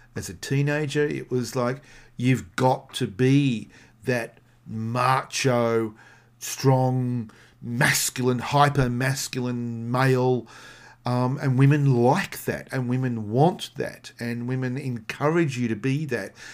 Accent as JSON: {"language": "English", "country": "Australia", "said": "I'm come from Australia"}